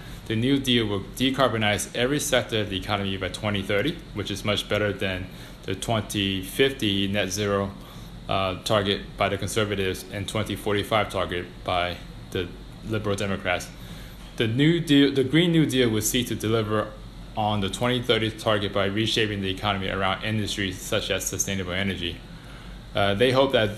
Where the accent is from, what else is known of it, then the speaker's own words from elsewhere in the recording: Washington, District of Columbia, United States; moved away as an adult; now in London, United Kingdom; I would travel from Washington, D.C., where I'm from, to Indiana